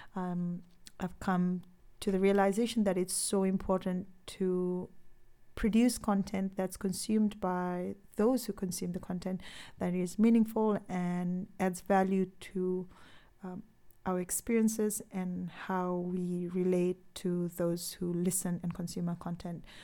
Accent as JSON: {"language": "English", "country": "Fiji", "tie": "born or raised there", "said": "growing up in Fiji, I was brought up"}